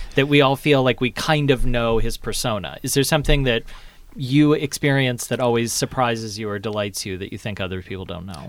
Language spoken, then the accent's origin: English; Lexington, Kentucky, United States; I grew up in Lexington, Kentucky.